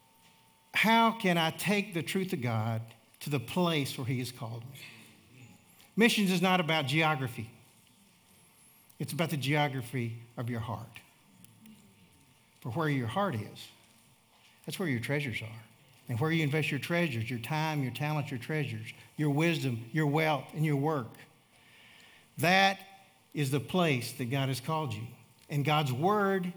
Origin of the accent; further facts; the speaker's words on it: Charlotte, North Carolina, United States; moved away; also born or lived in South Africa; I'm from Charlotte, North Carolina.